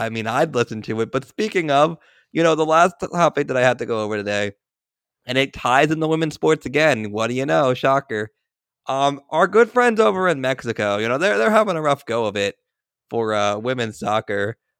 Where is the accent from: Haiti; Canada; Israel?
Israel; The reason this is a personal for me is having spent some time growing up in Israel and having friends that are still over there